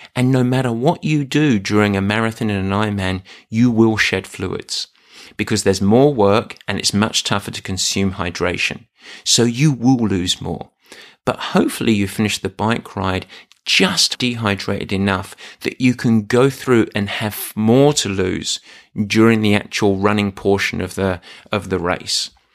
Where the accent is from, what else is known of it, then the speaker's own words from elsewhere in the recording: England, United Kingdom; I'm English.